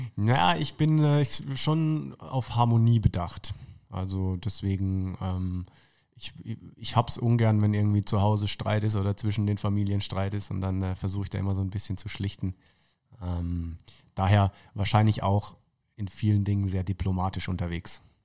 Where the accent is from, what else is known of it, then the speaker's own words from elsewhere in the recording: Tauberbischofsheim, Baden-Württemberg, Germany; moved away as an adult; also born or lived in Würzburg; now in Munich, Germany; aufgewachsen in Tauberbischofsheim und dann eben in Würzburg studiert